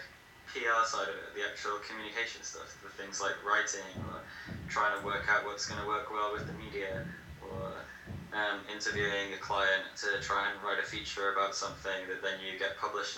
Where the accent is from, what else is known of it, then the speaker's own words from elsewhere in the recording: England, United Kingdom; moved away as an adult; also born or lived in Leeds; now in Peru; I'm from England, and I've been living in Peru for the last 14 months